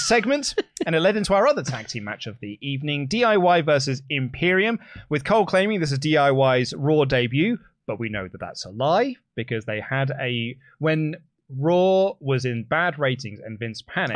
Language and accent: English; United Kingdom; I'm British